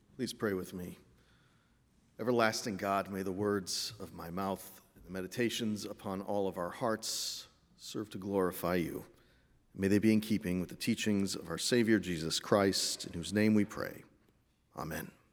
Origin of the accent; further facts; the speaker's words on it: Meriden, Connecticut, United States; I grew up in Meriden, Connecticut, just as my mother did before me.